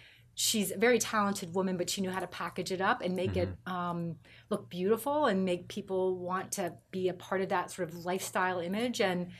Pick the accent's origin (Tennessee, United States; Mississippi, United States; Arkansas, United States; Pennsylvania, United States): Pennsylvania, United States; New Franklin; I grew up in a village called New Franklin in Pennsylvania. Mm-hmm. It's outside of Chambersburg, Pennsylvania, which is outside of Gettysburg.